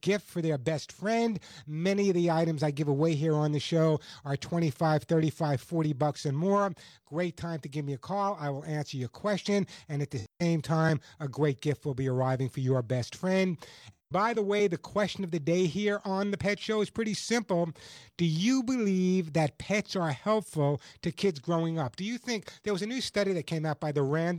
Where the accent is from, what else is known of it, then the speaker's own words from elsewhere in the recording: Santa Monica, California, United States; my hometown of Santa Monica